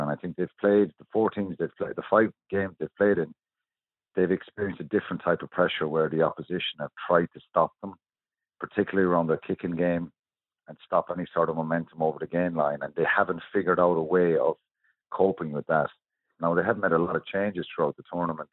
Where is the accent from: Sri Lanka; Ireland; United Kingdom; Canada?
Ireland; We're brilliant as, as Irish people.